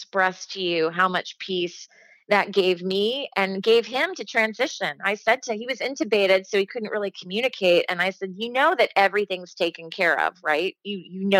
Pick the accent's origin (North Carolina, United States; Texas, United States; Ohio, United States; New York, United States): Ohio, United States; Dayton; moved away; in Ohio, my hometown of Dayton